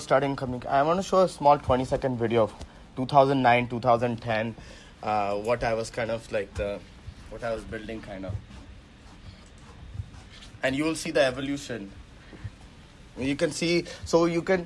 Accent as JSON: {"language": "English", "region": "Central Eastern India", "country": "India", "tie": "born or raised there", "also_born_or_lived": "Waterloo, Canada", "first_language": "Hindi", "second_language": "English", "moved": "as an adult", "said": "I grew up in like Central Eastern India, I speak like Hindi and stuff. So English wasn't my first language at all"}